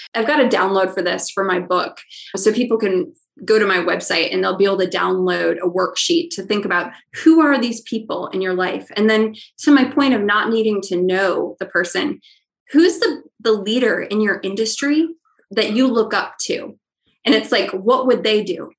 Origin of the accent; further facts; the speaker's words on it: Ohio, United States; I'm from Ohio